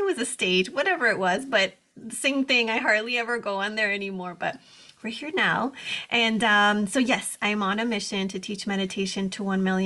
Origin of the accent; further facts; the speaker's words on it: Texas, United States; moved away as an adult; now in Southern California, United States; I was born and raised in Texas on the border